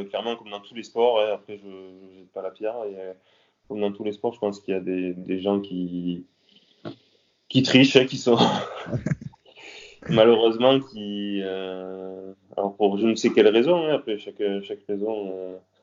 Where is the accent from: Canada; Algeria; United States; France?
France; south of France; also born or lived in Nîmes; Je suis originaire du sud de la France. J'habite à Nîmes.